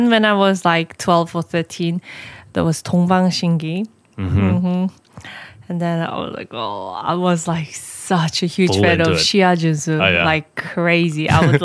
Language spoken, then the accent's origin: English; Uzbekistan; I was raised in Uzbekistan